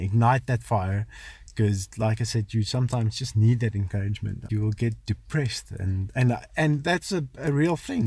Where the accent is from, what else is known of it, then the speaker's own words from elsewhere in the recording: South Africa; also born or lived in Potchefstroom; I grew up in the Kalahari, um, studied in Poch